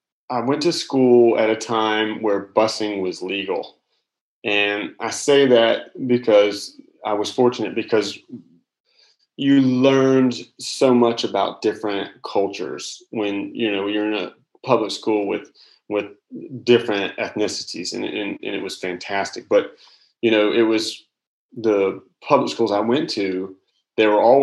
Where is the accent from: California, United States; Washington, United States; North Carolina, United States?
North Carolina, United States; Charlotte; now in South Carolina, United States; I grew up in Charlotte, North Carolina